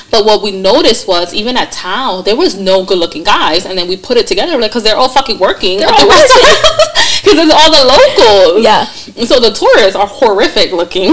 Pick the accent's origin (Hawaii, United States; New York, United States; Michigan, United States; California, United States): New York, United States; I'm from New York